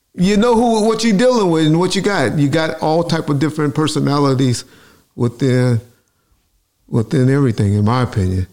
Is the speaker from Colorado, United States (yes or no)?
no; Compton, California, United States; I'm from Compton, California